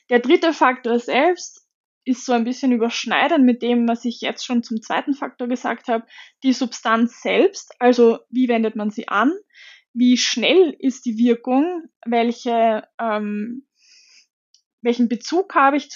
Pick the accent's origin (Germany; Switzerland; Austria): Austria; dort ist der Cannabiskonsum erlaubt und damit ganz anders bewertet als bei uns in Österreich